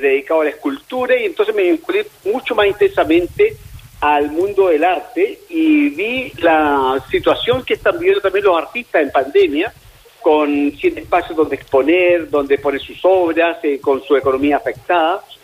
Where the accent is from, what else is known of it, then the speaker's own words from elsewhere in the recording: Chile; como chilenos